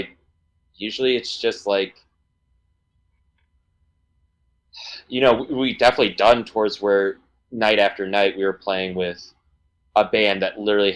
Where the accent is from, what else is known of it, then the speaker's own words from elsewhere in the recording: New Hampshire, United States; also born or lived in Wichita, Kansas; now in Boston, United States; I'm from New Hampshire actually.